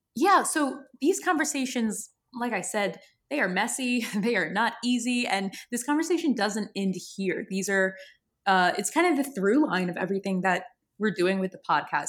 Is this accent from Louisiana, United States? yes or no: yes; New Orleans, Louisiana, United States; I'm from New Orleans. I'm from a very creative city. Have always had a creative kind of upbringing.